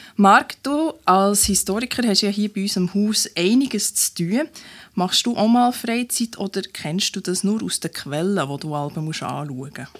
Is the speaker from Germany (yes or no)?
no; Bernese Oberland, Switzerland; now in Bern, Switzerland; Ich bin ja eine Zuzügliche. Ich bin im Berner Oberland aufgewachsen.